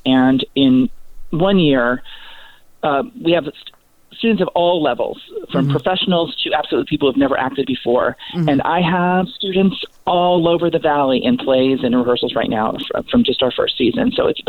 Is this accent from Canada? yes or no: no; Ohio, United States; now in Palm Springs, United States; I'm from Ohio and raised in a tiny little town where there was no theater, nothing.